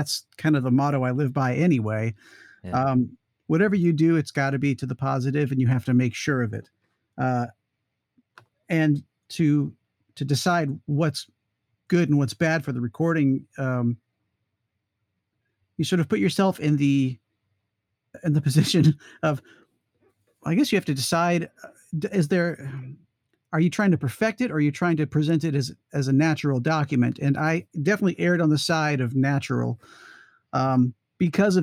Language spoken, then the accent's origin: English; Atlanta, Georgia, United States; I grew up in Atlanta